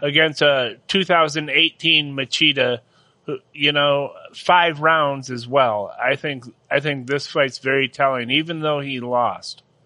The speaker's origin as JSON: {"language": "English", "country": "United States", "said": "in America we do wrestling"}